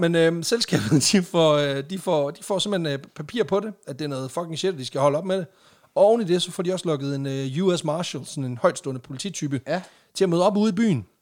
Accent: Jutland, Denmark; now in Randers, Denmark; vi er fra Jylland

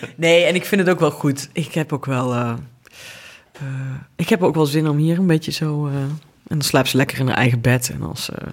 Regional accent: Venlo, Limburg, Netherlands; omdat ik uit Venlo kom

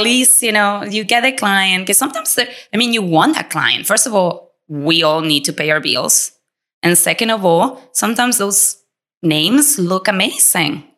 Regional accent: Argentina; English is a second language; moved away as an adult; also born or lived in Latin America; now in United States; we came from Argentina with absolutely nothing

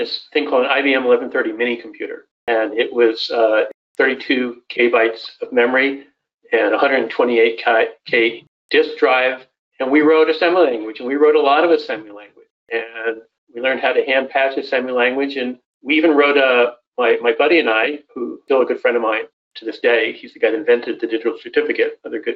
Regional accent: Southern California, United States; moved away as an adult; also born or lived in Wisconsin; now in Madison, United States; I grew up in Southern California, so halfway between Disneyland and Knott's Berry Farm

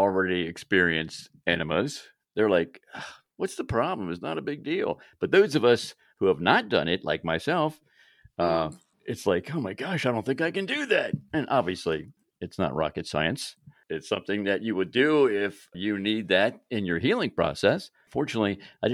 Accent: Maryland, United States; now in South Carolina, United States; I grew up in Maryland

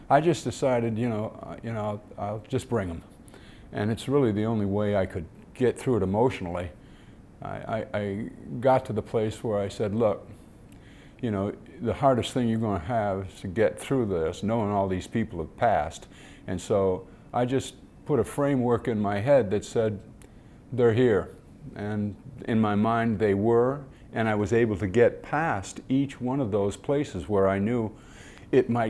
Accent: Detroit, Michigan, United States; I grew up in Detroit and watched the Tigers play.

